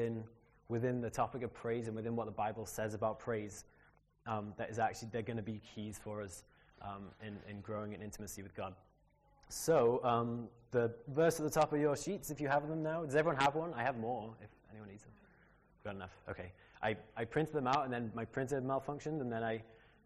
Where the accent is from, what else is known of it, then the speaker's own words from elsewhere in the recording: Liverpool, North West England, United Kingdom; moved away as an adult; also born or lived in United States; grew up in Liverpool in a great Christian family